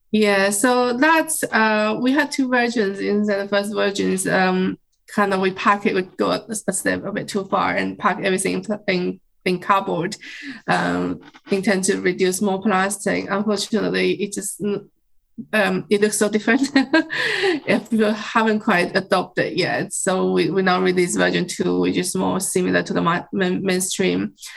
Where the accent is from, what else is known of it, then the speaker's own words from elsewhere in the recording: China; moved away as an adult; now in United Kingdom; I was growing up in China and kind of um, grow up with bamboo